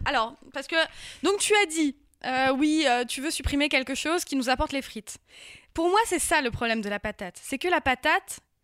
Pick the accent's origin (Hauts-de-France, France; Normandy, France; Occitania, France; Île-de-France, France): Hauts-de-France, France; Picardy; j'ai grandi en Picardie